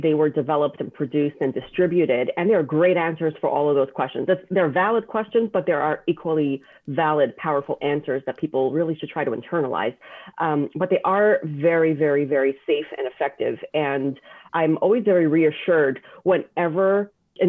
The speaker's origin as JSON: {"language": "English", "town": "New York City", "region": "New York", "country": "United States", "tie": "born or raised there", "said": "I grew up in Borough Park in a Hasidic community"}